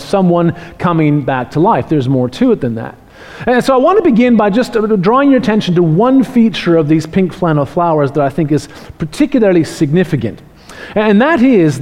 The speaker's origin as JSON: {"language": "English", "country": "Canada", "moved": "yes", "lives_now": "Australia", "said": "I'm from Canada"}